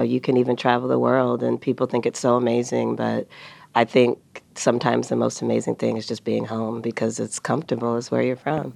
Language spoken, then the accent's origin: English; Rochester Hills, Michigan, United States; also born or lived in Detroit; I was born in Detroit. I grew up in Rochester Hills, but my family are West Siders